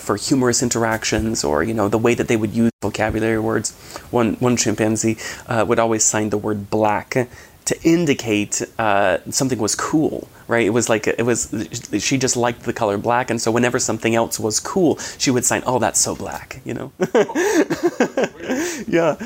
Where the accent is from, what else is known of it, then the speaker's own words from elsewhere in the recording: Washington, United States; I grew up in Washington State